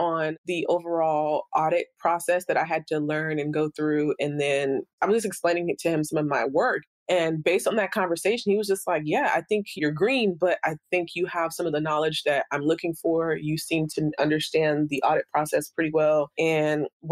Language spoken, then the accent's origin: English; United States; also born or lived in Bahamas / Haiti (ancestry); we immigrated to the U.S., my mother and I only